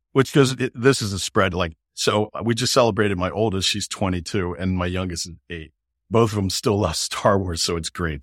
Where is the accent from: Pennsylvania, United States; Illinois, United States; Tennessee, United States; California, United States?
Pennsylvania, United States; Philadelphia; I'm American. I grew up in Philadelphia